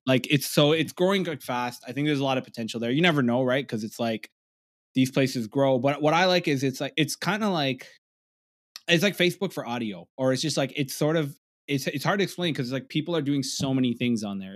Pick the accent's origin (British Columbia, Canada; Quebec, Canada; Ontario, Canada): Ontario, Canada; Toronto; I'm a comedian from Toronto, I'm, I'm from the East Side